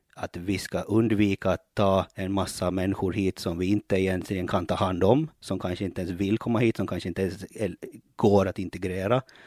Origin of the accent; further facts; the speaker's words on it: Ostrobothnia, Finland; now in Åland, Finland; jag är ju uppväxt i Finland, eh, uppväxt i Österbotten